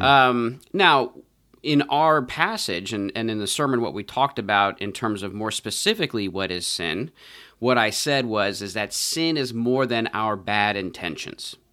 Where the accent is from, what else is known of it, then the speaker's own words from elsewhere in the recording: United States; as American Christians